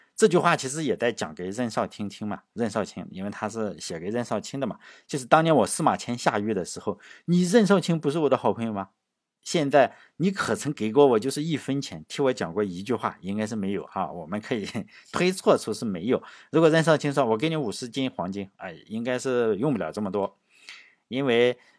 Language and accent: Chinese; China; 我们中国人